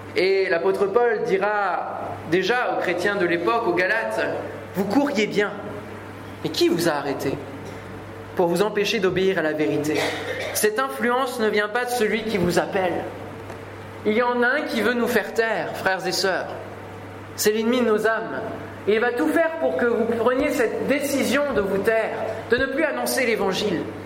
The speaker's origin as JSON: {"language": "French", "country": "France", "said": "chez nous, en France"}